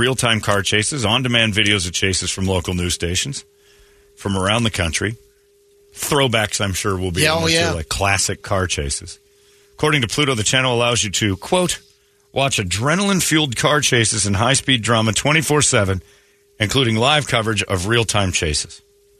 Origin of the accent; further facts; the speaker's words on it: Arizona, United States; I'm from Arizona.